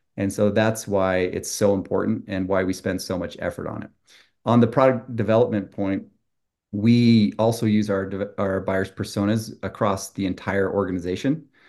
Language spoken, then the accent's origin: English; Utah, United States; also born or lived in Brazil; I grew up in Utah, two parents, two brothers, two sisters, and a dog named Daisy